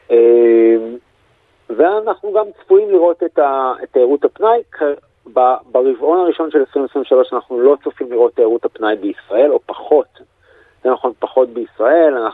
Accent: Israel; מה שאנחנו כבר בתור ישראלים שכחנו אפילו איך בודקים קורונה

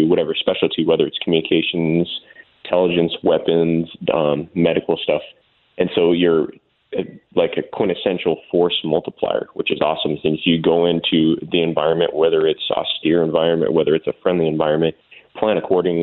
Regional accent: Tucson, Arizona, United States; moved away as an adult; I was born and raised in Tucson, Arizona

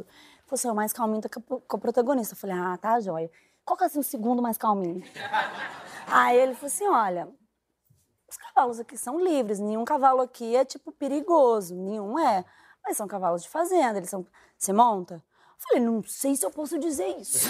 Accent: Minas Gerais, Brazil; moved away as an adult; now in Rio de Janeiro, Brazil; Sou mineira

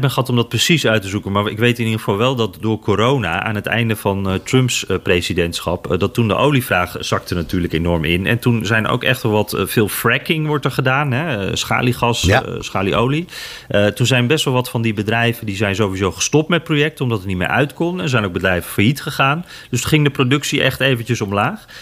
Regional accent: Netherlands; als Nederlander

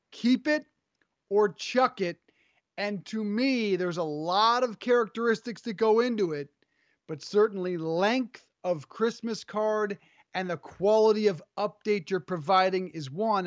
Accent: Colorado, United States; growing up in Colorado

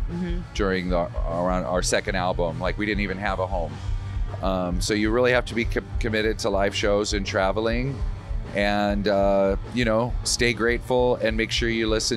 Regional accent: Wisconsin, United States; I'm from Wisconsin

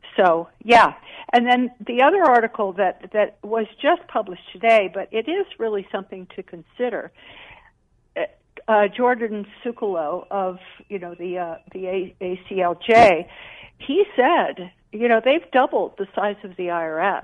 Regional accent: Jamaica; moved away; I grew up in Jamaica

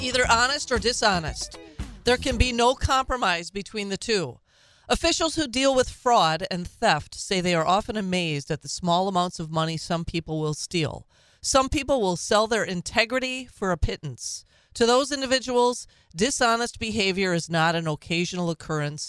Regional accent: Minnesota, United States; now in Wisconsin, United States; my home state

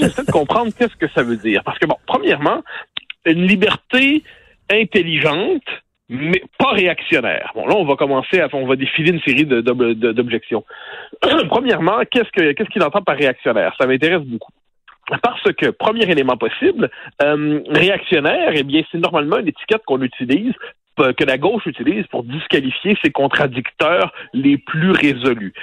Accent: Quebec, Canada; je suis québécois

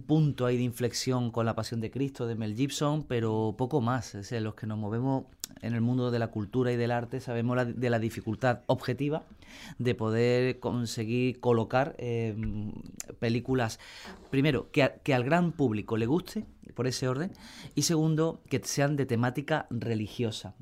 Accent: Puente Genil, Andalusia, Spain; en mi pueblo, en Puente Genia

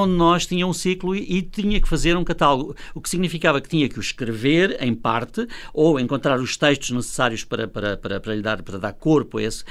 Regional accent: Luanda, Luanda Province, Angola; moved away as an adult; also born or lived in Val de Madeira, Beira Alta, Portugal; now in Portugal; nasci na Beira Alta, em Val de Madeira, só lá vivi cinco anos, é verdade, ah, okay. mas é a minha terra, que eu não renego, evidentemente, embora claro, a minha segunda grande, grande terra que fez a minha vida seja Luanda.

